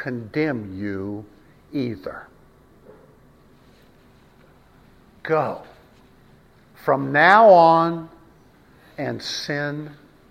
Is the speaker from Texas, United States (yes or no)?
yes; West Texas, United States; I was raised in West Texas. West Texas.